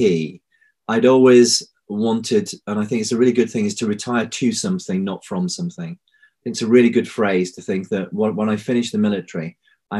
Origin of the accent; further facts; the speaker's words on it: Bradford, Yorkshire and the Humber, United Kingdom; I was born in Bradford, so I'm a Yorkshireman